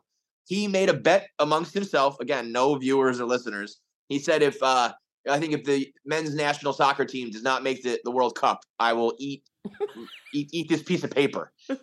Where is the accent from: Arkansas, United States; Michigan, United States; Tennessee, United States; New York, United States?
New York, United States; Bronx; born there; My grandfather, we're a Bronx family.